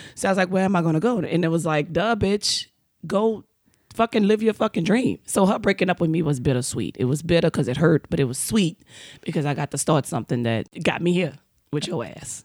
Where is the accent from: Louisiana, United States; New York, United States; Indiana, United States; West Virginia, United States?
Louisiana, United States; New Orleans; now in California, United States; I'm from New Orleans. We, we ghetto